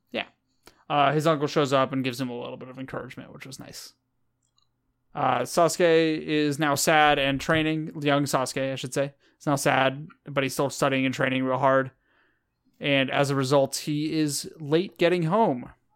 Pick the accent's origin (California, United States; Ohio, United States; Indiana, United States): California, United States; I'm from California